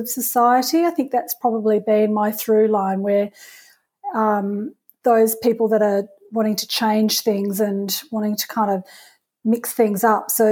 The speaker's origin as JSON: {"language": "English", "town": "Perth", "region": "Western Australia", "country": "Australia", "tie": "born or raised there", "said": "I grew up in Perth, so I was a young mum at that time"}